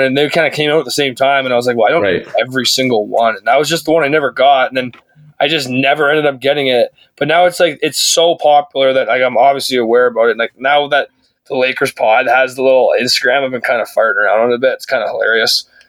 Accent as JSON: {"language": "English", "country": "Canada", "said": "Like, I don't think it's because we're Canadian."}